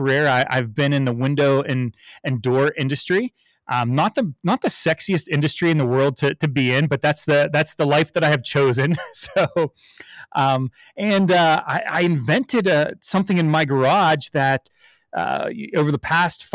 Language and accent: English; Pittsburgh, Pennsylvania, United States; I'm a born and raised in Pittsburgh